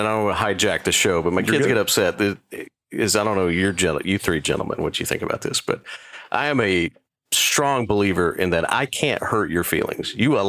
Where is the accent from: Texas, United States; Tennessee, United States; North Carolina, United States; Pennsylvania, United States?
Texas, United States; Waco; moved away as an adult; now in Richmond, United States; I was born and raised in Waco, Texas. So I'm the oldest person in the room. So I was born in 1973. I will be 50 in April